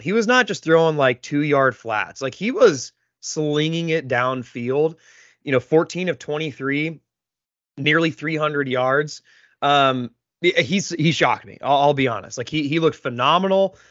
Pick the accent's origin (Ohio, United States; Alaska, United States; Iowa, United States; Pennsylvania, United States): Iowa, United States; We live in Iowa or we're from Iowa